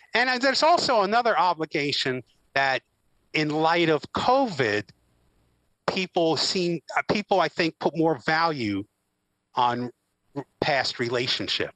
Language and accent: English; the Poconos, Pennsylvania, United States; friends that I grew up with in the Poconos